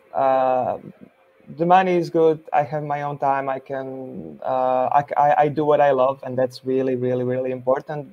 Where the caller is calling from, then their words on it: Zagreb, City of Zagreb, Croatia; I'm calling from Zagreb, Croatia